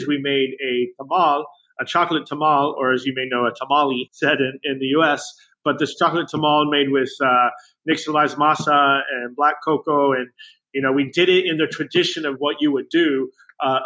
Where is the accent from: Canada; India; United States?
United States; Rio Grande Valley, South Texas; also born or lived in Chicago; now in Austin, United States; I grew up in South Texas, in the Rio Grande Valley